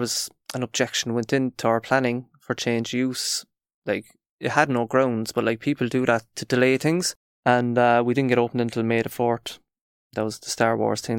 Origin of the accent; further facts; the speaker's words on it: Cork, Munster, Ireland; we're from Cork